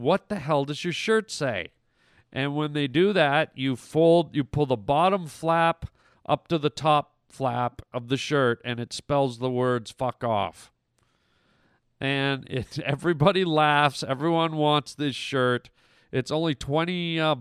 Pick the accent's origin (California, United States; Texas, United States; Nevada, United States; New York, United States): New York, United States; near Buffalo; moved away; I grew up near Buffalo